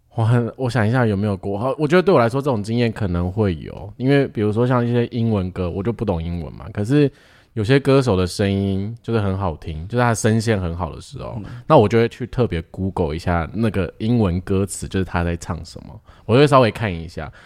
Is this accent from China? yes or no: no; Taiwan; 我们是台湾人